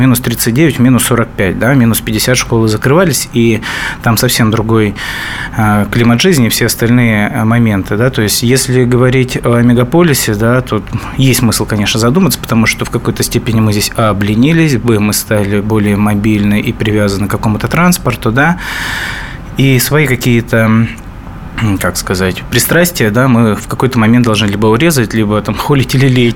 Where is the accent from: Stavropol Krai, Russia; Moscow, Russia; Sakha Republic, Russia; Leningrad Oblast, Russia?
Sakha Republic, Russia; Yakutia; moved away; у меня детство прошло в Якутии, да, на крайнем севере